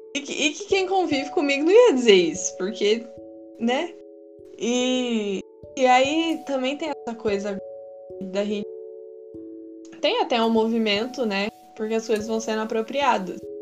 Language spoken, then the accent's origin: Portuguese; Minas Gerais, Brazil; also born or lived in Sorocaba, São Paulo; quando a gente voltou a morar em Minas